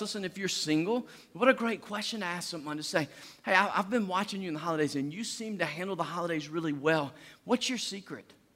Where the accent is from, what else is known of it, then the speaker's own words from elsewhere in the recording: Deep South, United States; we do this in the deep south